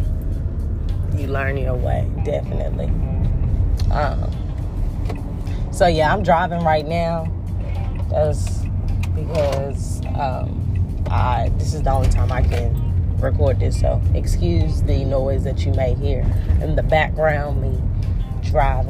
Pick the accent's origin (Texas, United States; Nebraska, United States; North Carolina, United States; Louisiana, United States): North Carolina, United States; now in Florida, United States; Right now, I'm in Florida. I told you guys I'm from North Carolina.